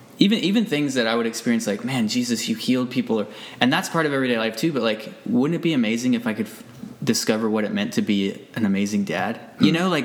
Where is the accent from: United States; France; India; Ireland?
United States; moved away as an adult; now in Abbotsford, Canada; I grew up in the States.